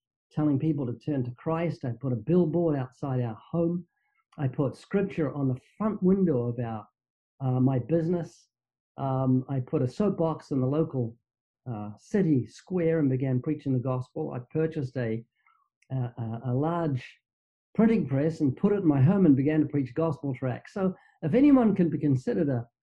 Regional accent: New Zealand; moved away as an adult; now in Southern California, United States; you might notice I have a slight accent. That's because I'm from New Zealand, down under. I've been living in Southern California for, I think, 31 years, but I was born twice in New Zealand

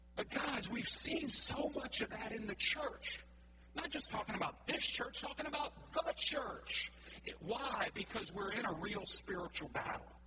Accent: Cajun, Louisiana, United States; we're all Cajun folks

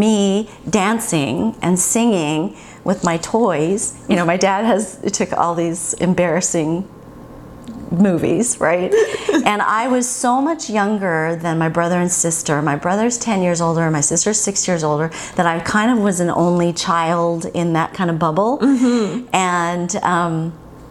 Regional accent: Huntington Beach, California, United States; also born or lived in Inglewood, California / Hawaii; I was born in LA. I was born in Inglewood, home of the Lakers, and then they moved to Huntington Beach. So I grew up in another beach town

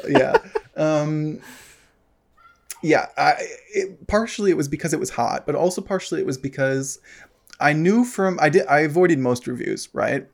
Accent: United States; moved away; I don't live in America anymore. Um, obviously, was from there

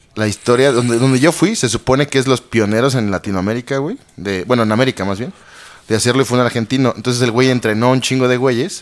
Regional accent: Mexico; como buen gordo mexicano

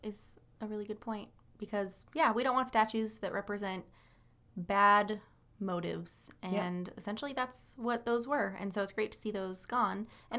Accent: Idaho, United States; That, and, like, of course, we're from Idaho, so that's, like, a funny thing to hear.

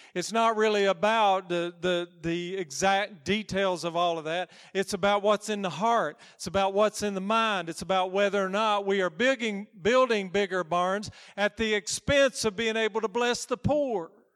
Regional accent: United States; I'm American

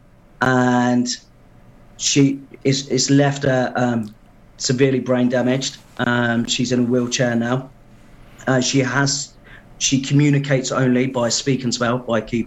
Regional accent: Portsmouth, South East England, United Kingdom; moved away as an adult; now in Pembrokeshire, United Kingdom; you can tell by my accent. I'm not from originally around it, from Portsmouth originally, ex-forces

